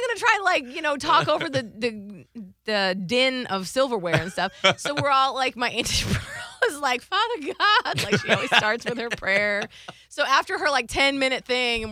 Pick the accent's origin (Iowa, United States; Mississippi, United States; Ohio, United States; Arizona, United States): Ohio, United States; moved away as an adult; also born or lived in Panama City Beach, Florida; I'm from Ohio, and I was doing radio in Ohio, living there my entire life, obviously. My whole entire family's there.